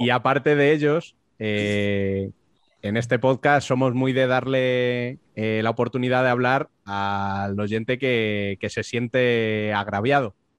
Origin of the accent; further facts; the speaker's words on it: Spain; nosotros como españoles